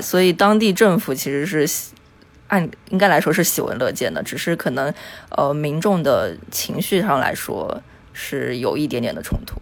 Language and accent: Chinese; Yunnan, China; moved away as an adult; also born or lived in Phnom Penh, Cambodia; now in Kuala Lumpur, Malaysia; 我是云南人，然后这，呃，我在毕业之后就一直是游走于东南亚